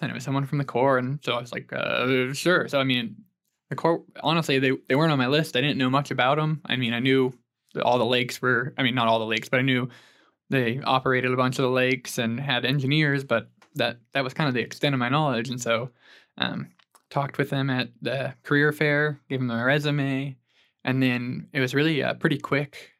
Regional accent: Stillwater, Oklahoma, United States; I'm from Stillwater, Oklahoma originally. Grew up there

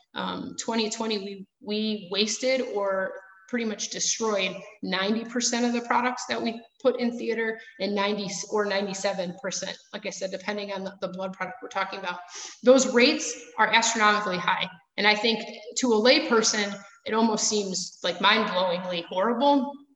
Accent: Chicago, Illinois, United States; accent: Midwest; moved away; also born or lived in Milwaukee, Wisconsin; I am also from the Chicago area, so my um, Alabama accent is missing as well. Um, but the Midwest one comes out every once in a while

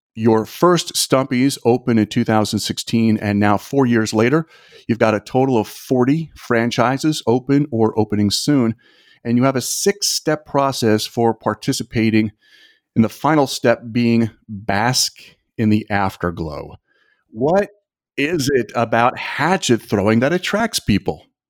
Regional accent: Toms River, New Jersey, United States; Kelly and I grew up together in Tom's River, New Jersey

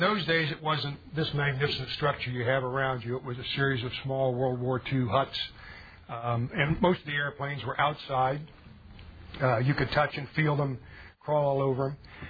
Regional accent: Springfield, Ohio, United States; I was born in Springfield, Ohio, about 20 minutes to the east of here.

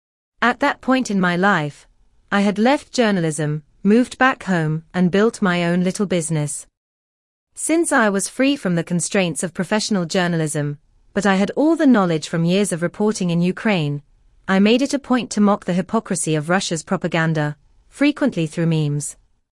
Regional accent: Canada; born there; I was born in Canada to young, immigrant parents who had fled communist Poland in their late teens in search of a better life.

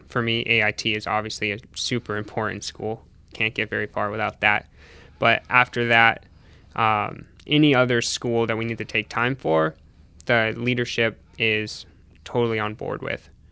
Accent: Hopkinton, New Hampshire, United States; also born or lived in Burlington, Vermont; I went to high school in New Hampshire

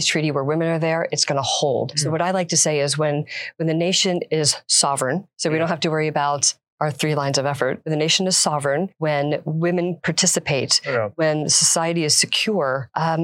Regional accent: Silver Spring, Maryland, United States; now in Florida, United States; I originally am from Silver Spring, Maryland

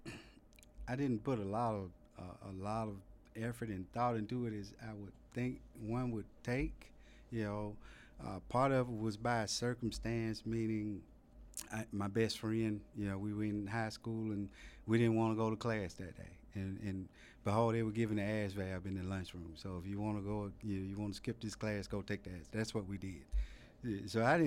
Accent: Birmingham, Alabama, United States; moved away as an adult; also born or lived in Germany; I grew up in Birmingham, Alabama, and it was a relatively low-income neighborhood

